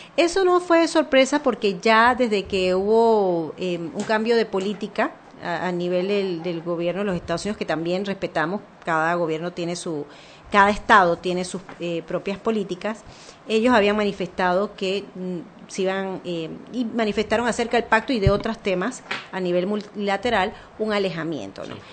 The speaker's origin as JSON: {"language": "Spanish", "country": "Panama", "said": "como panameña de clase media"}